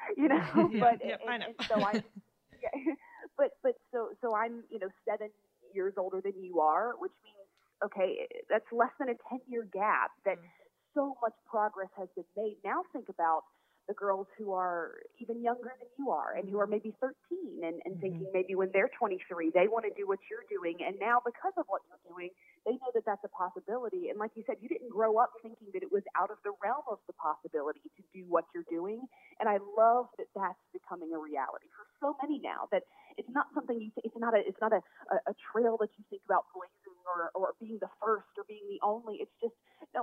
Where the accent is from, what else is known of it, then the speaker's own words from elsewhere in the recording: Tallahassee, Florida, United States; moved away as an adult; also born or lived in Atlanta; my hometown in Tallahassee